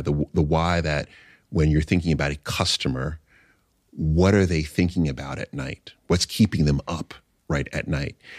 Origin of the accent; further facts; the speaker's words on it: New York City, New York, United States; also born or lived in Long Island; I was born in Jamaica, Queens